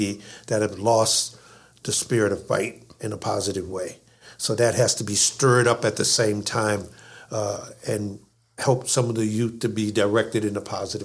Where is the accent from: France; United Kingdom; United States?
United States; New Orleans, Louisiana; also born or lived in California; now in Baltimore, United States; I'm from New Orleans originally